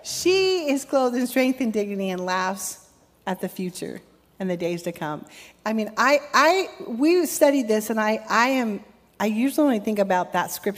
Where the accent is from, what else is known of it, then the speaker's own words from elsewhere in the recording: Ventura, California, United States; I grew up in California, grew up in Ventura